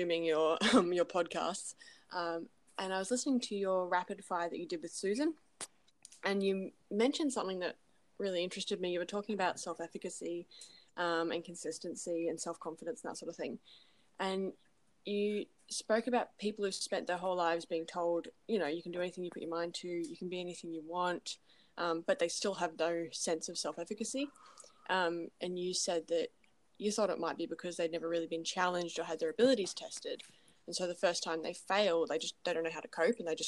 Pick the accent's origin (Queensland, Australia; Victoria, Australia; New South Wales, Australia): Queensland, Australia; Gold Coast; I'm from the Gold Coast